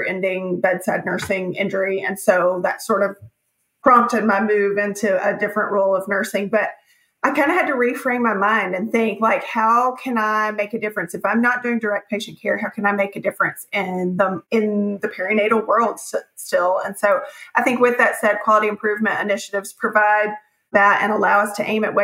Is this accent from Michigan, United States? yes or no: no; Nashville, Tennessee, United States; also born or lived in Knoxville / Memphis; I was born and raised here in Nashville